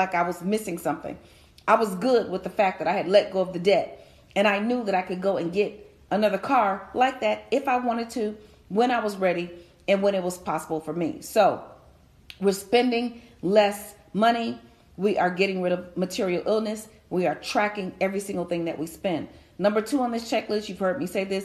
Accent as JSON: {"language": "English", "town": "Chicago", "region": "Illinois", "country": "United States", "said": "I'm from Chicago"}